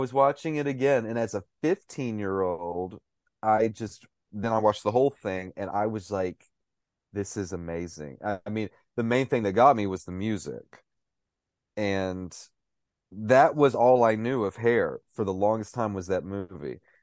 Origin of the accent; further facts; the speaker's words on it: Cookeville, Tennessee, United States; moved away; I was living back home in, in, at the time in my hometown of Cookville, Tennessee